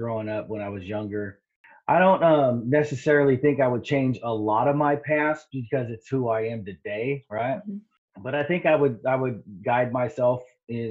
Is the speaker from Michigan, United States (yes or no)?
no; Riverside, California, United States; also born or lived in Santa Ana, California; now in Washington, United States; I grew up in Riverside, California